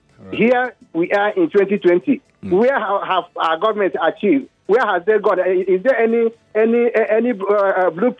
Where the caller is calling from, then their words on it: Lagos, Nigeria; Calling from Lekki.